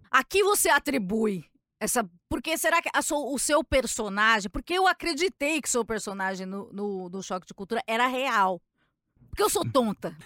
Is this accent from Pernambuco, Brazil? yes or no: no; São Paulo, Brazil; Eu sou de São Paulo